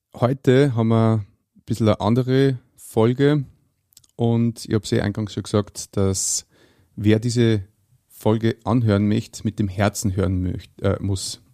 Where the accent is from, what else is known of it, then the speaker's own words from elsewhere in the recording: Austria; als Österreicher